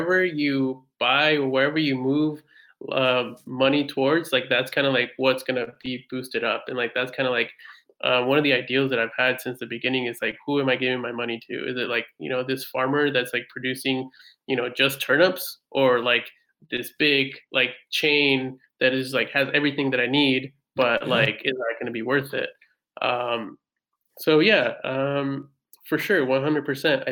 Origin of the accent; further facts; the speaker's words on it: United States; also born or lived in Mexico; now in Paris, France; I'm American, Mexican-American.